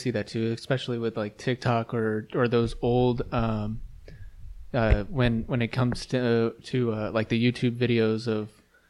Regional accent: United States; I'm American. I wouldn't say that I'm white.

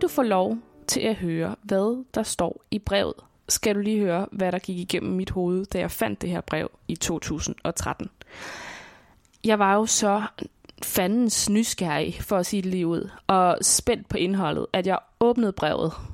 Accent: Svendborg, Southern Denmark, Denmark; jeg bor i Svendborg, som er min barndomsby på Sydfyn.

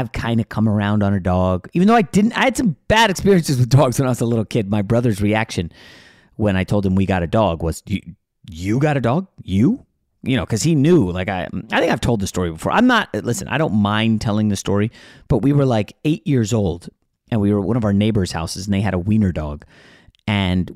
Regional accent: New York, United States; now in Los Angeles, United States; I was born in New York

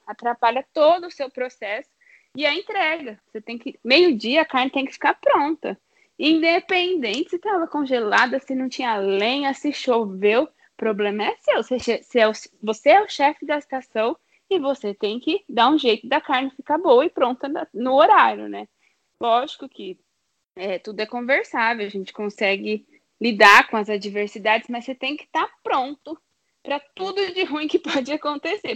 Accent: Brazil

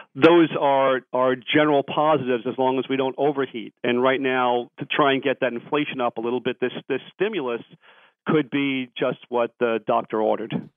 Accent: New York, United States; I'm from New York. I'm a New York taxpayer

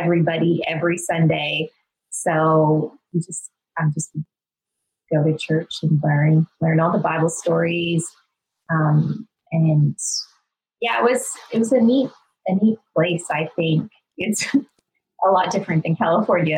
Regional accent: Northern Alberta, Canada; I grew up in Northern Alberta, which in just like this tiny little town.

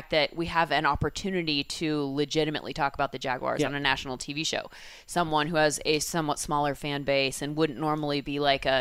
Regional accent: Southern California, United States; I grew up here in Southern California

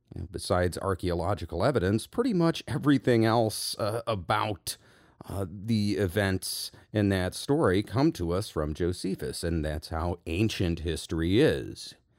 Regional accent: United States; I am an American

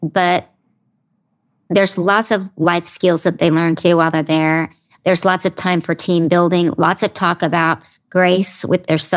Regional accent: Broken Arrow, Oklahoma, United States; moved away; my hometown of Broken Arrow, Oklahoma

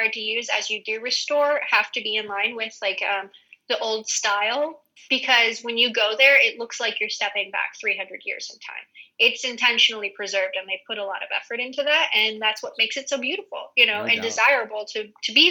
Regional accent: United States; moved away as an adult; also born or lived in Hawaii; now in Spain; as an American

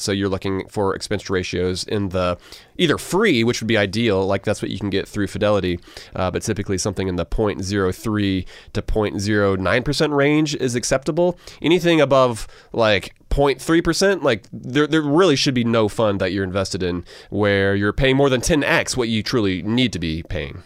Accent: Augusta, Georgia, United States; I grew up in Augusta, which means that South Carolina literally was across the border

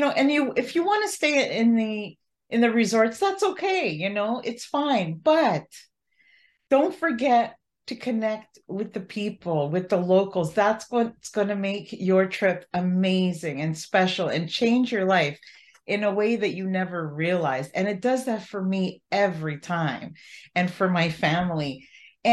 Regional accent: Canada; as a Canadian

